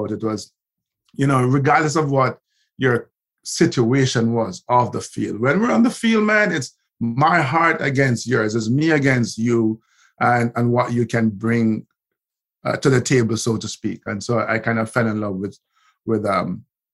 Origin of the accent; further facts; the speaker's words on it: Kingston, Jamaica; I ended up, you know, heading back to Kingston, and I grew up in Olympic Gardens